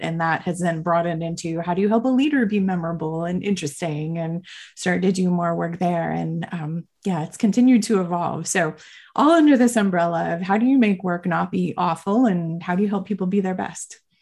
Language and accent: English; Miami, Florida, United States; moved away as an adult; also born or lived in Boston; I grew up in Miami my whole life